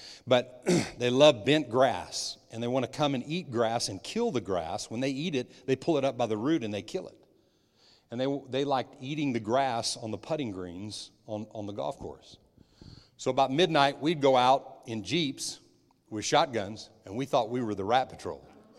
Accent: New Mexico, United States; When I was young, I was raised in New Mexico in the desert, on playing golf and on my dad's golf course

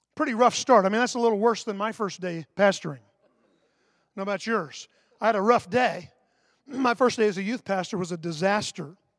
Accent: Sanford, Florida, United States; I grew up in Sanford. The city that's in all the headlines right now is my hometown.

